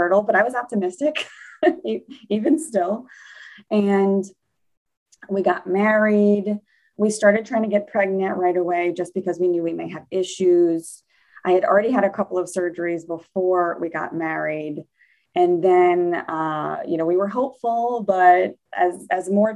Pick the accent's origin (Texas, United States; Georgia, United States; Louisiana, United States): Louisiana, United States; New Orleans; I grew up in New Orleans, Louisiana